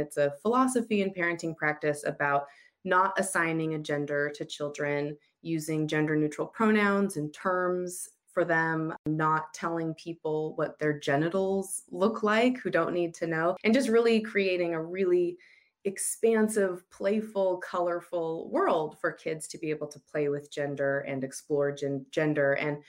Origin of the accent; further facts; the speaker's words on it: United States; moved away as an adult; also born or lived in Utah; now in Australia; I'm married to Brent, who is Australian, and I'm American, and we have a little one who is 5 years old named Zoomer, and we're currently living in Australia, even though we've spent most of our time in Utah in the United States.